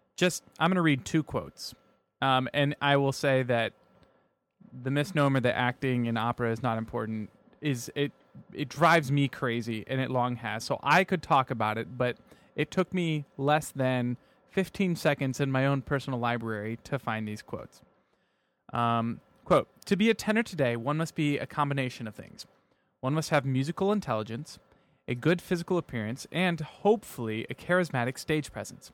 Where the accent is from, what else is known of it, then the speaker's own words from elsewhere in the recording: near Sioux City, Iowa, rural Nebraska, United States; I grew up in rural Nebraska